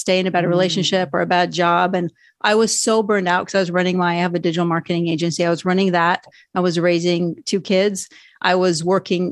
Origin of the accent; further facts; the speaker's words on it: Norway; moved away; I was raised in Norway.